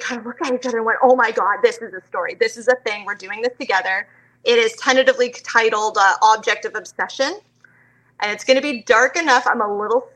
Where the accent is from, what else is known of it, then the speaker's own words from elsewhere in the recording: Canada; also born or lived in London, Ontario; I'm from Canada.